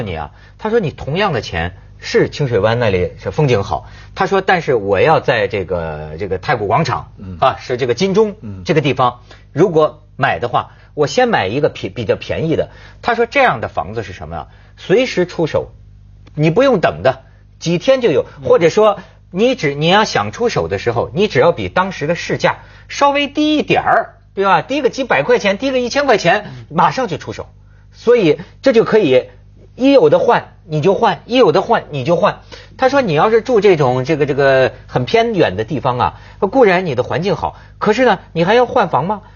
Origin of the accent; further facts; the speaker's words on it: China; 我们大陆人